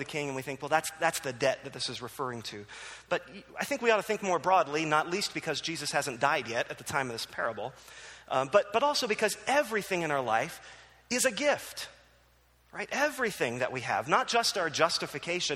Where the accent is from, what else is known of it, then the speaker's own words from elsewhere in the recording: New Jersey, United States; moved away; also born or lived in Philadelphia; I grew up in New Jersey